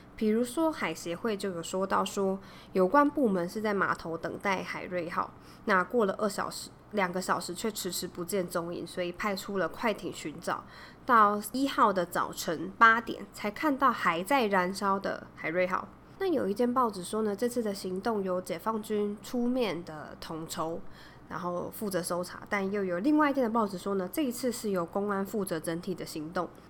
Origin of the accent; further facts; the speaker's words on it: Taiwan; 我们中国史念的甚至比我们自己台湾史念的还要篇幅多很多